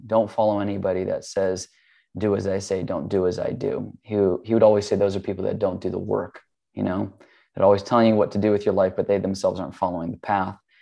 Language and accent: English; Hawaii, United States; I grew up in Hawaii. That's where I was born